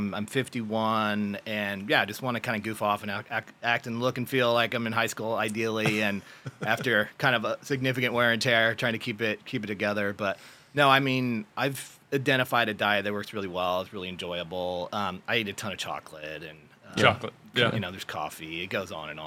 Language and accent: English; San Jose, California, United States; also born or lived in San Luis Obispo, California; from Silicon Valley, like Sunnyvale, San Jose area, and real active with sports. Played water polo, soccer, and tennis in high school.